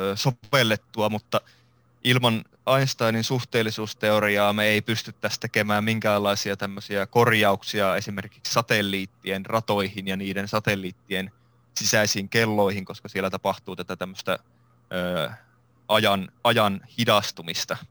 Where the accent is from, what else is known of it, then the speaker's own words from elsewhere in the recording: Iisalmi, North Savo, Finland; mä oon Iisalmesta alun perin kotoisin ja kasvanut Iisalmessa